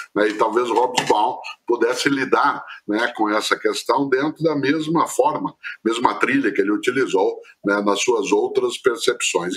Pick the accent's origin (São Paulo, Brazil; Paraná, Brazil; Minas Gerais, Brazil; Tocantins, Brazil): Paraná, Brazil; Londrina; eu sou caipira de Londrina, no norte do Paraná